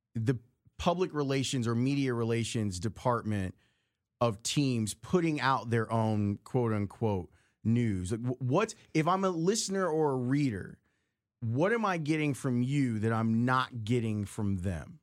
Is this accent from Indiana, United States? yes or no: no; Chicago, Illinois, United States; I grew up on the south side of the city